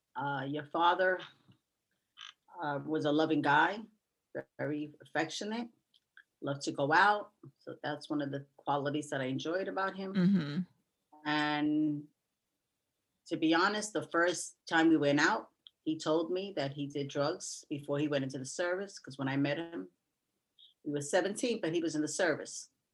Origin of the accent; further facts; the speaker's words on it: New York City, New York, United States; also born or lived in Queens; I was raised in the Bronx